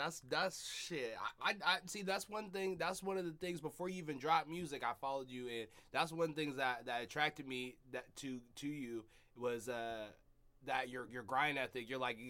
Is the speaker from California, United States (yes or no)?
no; Seattle, Washington, United States; I'm from Seattle.